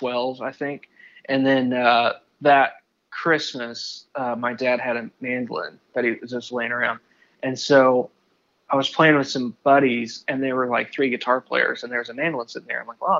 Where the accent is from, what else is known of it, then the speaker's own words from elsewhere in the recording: Indiana, United States; also born or lived in Kentucky; now in Nashville, United States; I grew up in Indiana. And then I lived in Kentucky for a spell before moving to Nashville.